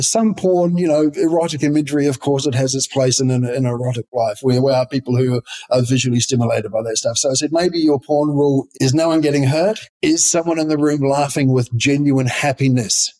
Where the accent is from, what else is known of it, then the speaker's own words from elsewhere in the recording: far south of New Zealand, New Zealand; I'm a New Zealander. I grew up on a sheep farm in the far south of New Zealand.